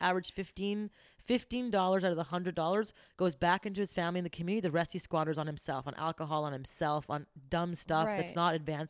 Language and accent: English; Montreal, Quebec, Canada; I grew up going to high school in Montreal